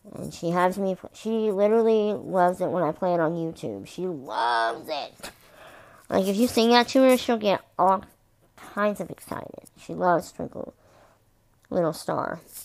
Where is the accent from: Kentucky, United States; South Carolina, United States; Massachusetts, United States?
Kentucky, United States; I'm from Kentucky.